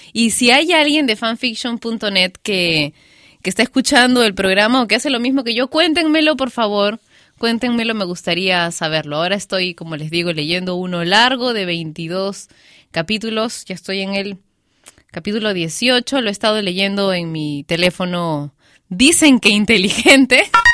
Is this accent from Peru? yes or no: yes; Peru